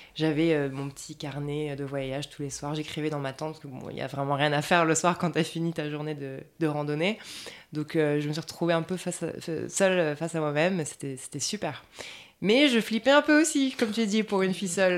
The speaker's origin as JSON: {"language": "French", "country": "France", "moved": "yes", "said": "entre nous, en France"}